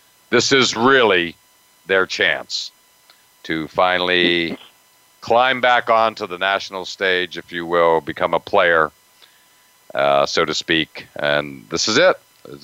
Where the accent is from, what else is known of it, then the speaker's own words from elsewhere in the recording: near Penn State, Pennsylvania, United States; I grew up near Penn State